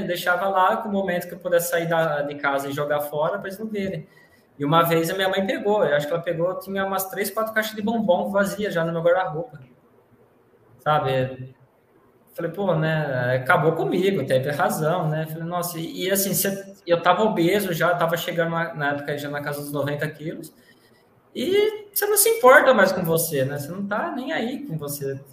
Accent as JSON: {"language": "Portuguese", "town": "São Carlos", "region": "São Paulo", "country": "Brazil", "said": "sou de São Carlos, estado de São Paulo, interior de São Paulo"}